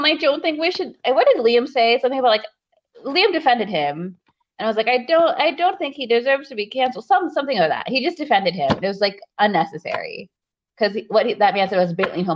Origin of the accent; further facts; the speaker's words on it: Kenya; as a Kenyan, I'm not Maasai, but as a Kenyan